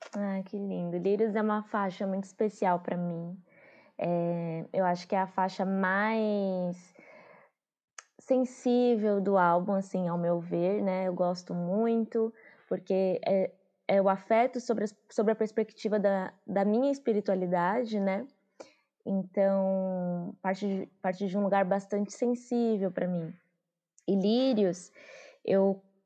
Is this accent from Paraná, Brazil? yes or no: no; São Paulo, Brazil; also born or lived in Juazeiro, Bahia / Curaçá, Bahia / Santo André; sou, sou da Bahia, de Juazeiro, radicada aqui em São Paulo. Vim para cá quando eu tinha 5 anos de idade, com a minha mãe.